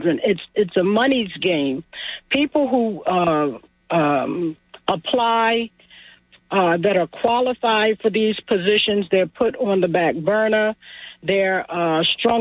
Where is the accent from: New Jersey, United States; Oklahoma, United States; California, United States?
New Jersey, United States; Atlantic City; born and raised in Atlantic City, a native of the inlet in Atlantic City.